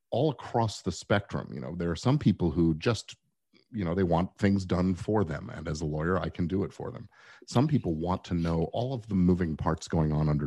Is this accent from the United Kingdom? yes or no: yes; England, United Kingdom; born there; I was born in England, so I actually have the immigration status where I could get licensed there and work in England as well.